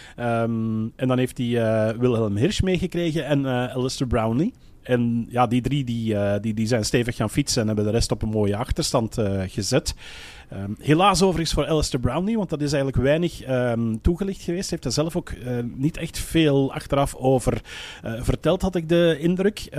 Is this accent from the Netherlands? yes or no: no; Belgium; bij ons in de Belgische pers